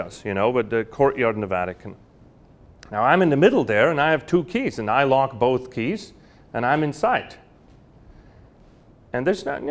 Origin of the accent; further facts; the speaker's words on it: Lucerne, Switzerland; moved away; I'm from Lucerne